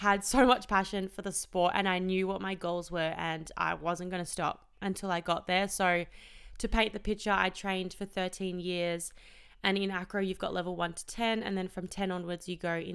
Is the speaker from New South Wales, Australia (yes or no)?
no; Melbourne, Victoria, Australia; also born or lived in Perth; I was born in Perth and my parents divorced when I was 3. So mum and dad split up and mum and I moved to Melbourne